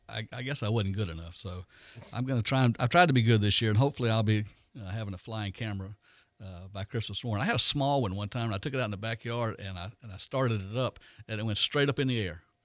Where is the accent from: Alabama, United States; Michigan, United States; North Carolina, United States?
Alabama, United States; Foley; I grew up in Foley